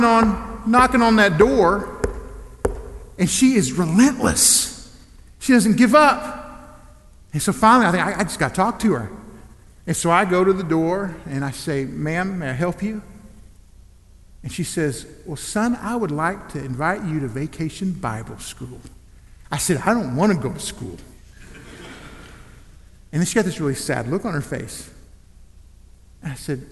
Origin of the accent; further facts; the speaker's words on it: Elgin, Oklahoma, United States; I grew up in Elgin, Oklahoma